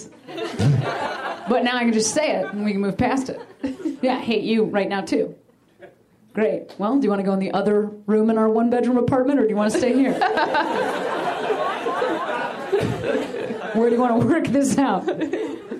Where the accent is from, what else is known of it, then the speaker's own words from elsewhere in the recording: Chicago, Illinois, United States; I'm from Chicago